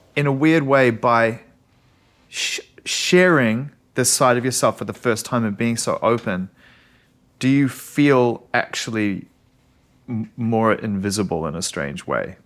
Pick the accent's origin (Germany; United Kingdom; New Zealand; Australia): New Zealand; now in Los Angeles, United States; I'm a Kiwi eighties kid